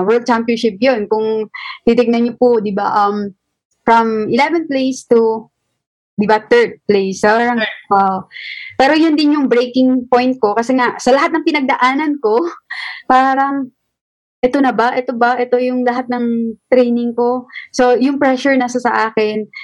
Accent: Zamboanga City, Zamboanga Peninsula, Philippines; taga Sambuanga po ako, marami po akong kapitbahay na sundalo.

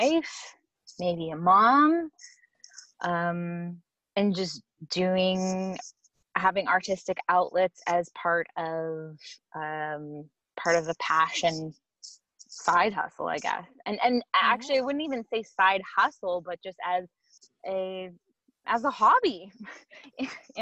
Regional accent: Saskatoon, Saskatchewan, Canada; now in Vancouver, Canada; grew up in Saskatoon, Saskatchewan

